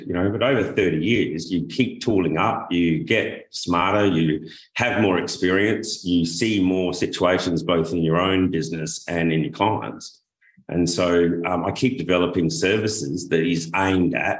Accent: Adelaide, South Australia, Australia; I come from Adelaide, South Australia, and it's a desert climate

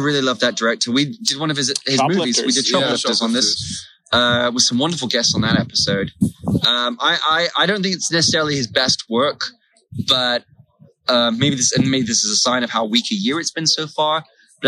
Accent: Taiwan; moved away; I grew up in Taiwan

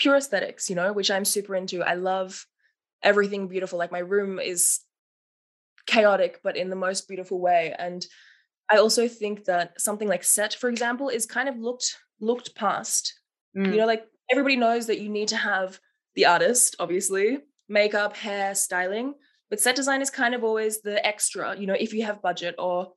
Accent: Melbourne, Victoria, Australia; moved away as an adult; now in Berlin, Germany; I'm 25 years old, originally from Melbourne, Australia

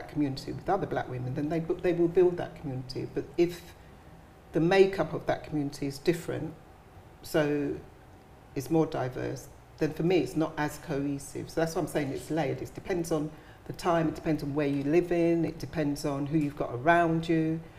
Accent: London, United Kingdom; I'm from Brixton, okay?

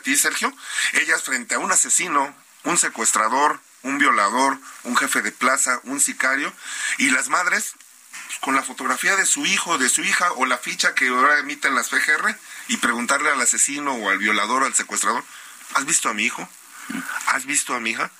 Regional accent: Veracruz, Mexico; yo soy de Veracruz

